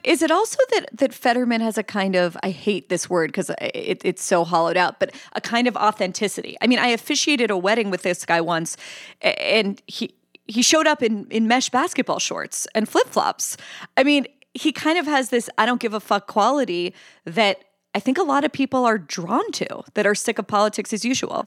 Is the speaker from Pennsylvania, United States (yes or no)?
yes; Pennsylvania, United States; born or raised there